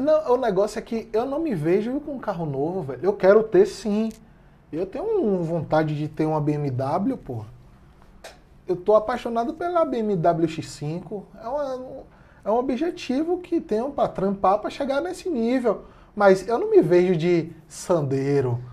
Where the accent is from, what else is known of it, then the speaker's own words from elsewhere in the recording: Salvador, Bahia, Brazil; que sou de Salvador